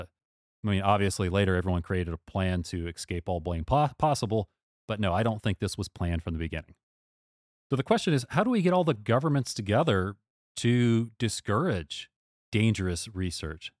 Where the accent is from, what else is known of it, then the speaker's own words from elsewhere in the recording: United States; as an American